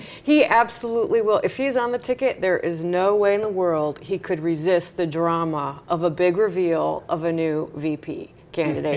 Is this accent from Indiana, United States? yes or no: yes; Long Beach, Indiana, United States; had a home in Long Beach, Indiana, my hometown.